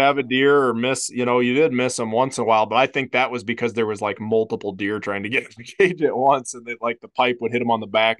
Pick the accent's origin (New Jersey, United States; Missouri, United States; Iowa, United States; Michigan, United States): Iowa, United States; moved away; growing up in Iowa